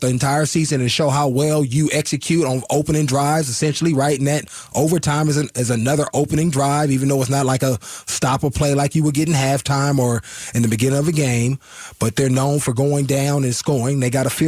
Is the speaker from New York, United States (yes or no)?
no; Oakland, California, United States; I grew up in the Bay Area, Oakland